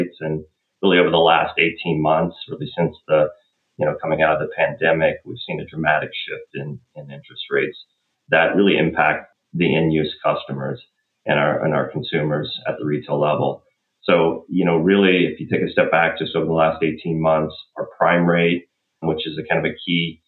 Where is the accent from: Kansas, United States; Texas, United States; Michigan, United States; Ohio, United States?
Kansas, United States; Southeast; now in Madison, United States; I grew up in Southeast Kansas, so I grew up in kind of the rural agricultural setting